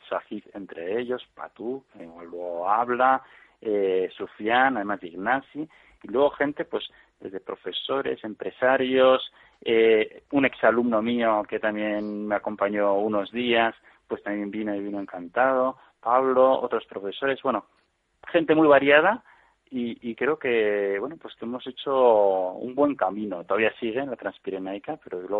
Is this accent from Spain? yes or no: yes; Pamplona, Navarre, Spain; yo soy de Pamplona, vivo, y trabajo en Pamplona.